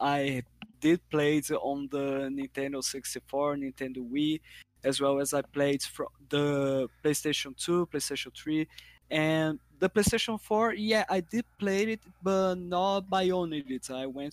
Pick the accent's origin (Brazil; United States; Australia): Brazil; I'm from Brazil